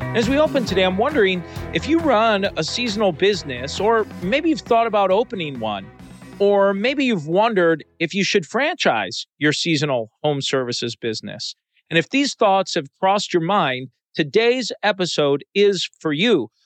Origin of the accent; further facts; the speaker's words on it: Chicago, Illinois, United States; I grew up in the Chicago area